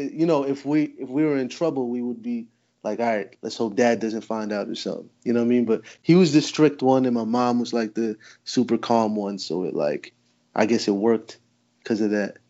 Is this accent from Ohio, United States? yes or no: no; New Jersey, United States; Jersey my whole life